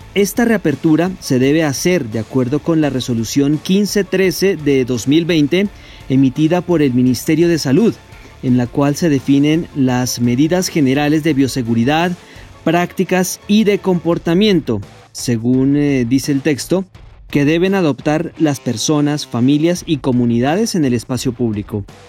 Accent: Colombia

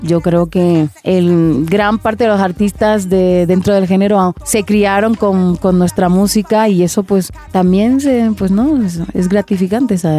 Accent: Barcelona, Catalonia, Spain; also born or lived in Dominican Republic; soy nacida en República Dominicana, criada en España, Barcelona Barcelona concretamente

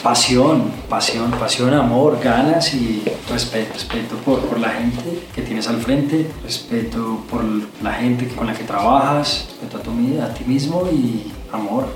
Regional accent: Armenia, Quindío, Colombia; moved away as an adult; now in Bogotá, Colombia; Yo nací en Armenia, soy armenio y ah. llevo viviendo en Bogotá 16 años

